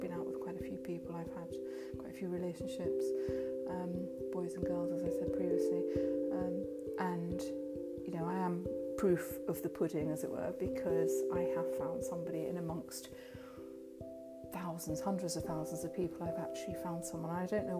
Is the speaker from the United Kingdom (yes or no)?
yes; southern England, United Kingdom; accent: southern England; It's a very southern England or British accent